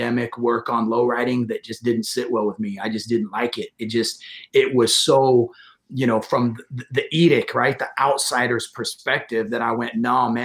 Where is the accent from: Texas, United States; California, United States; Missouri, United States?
California, United States; Modesto; moved away as an adult; also born or lived in San Francisco, California / Redwood City, California / South San Francisco, California; now in San Mateo, United States; I was born and raised in Modesto, California. And I've been living in the Bay Area since 1998